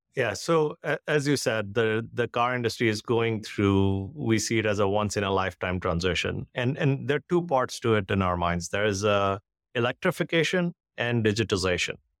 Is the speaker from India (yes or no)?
yes; India; moved away as an adult; now in United States; I grew up in India, uh, went to engineering school in India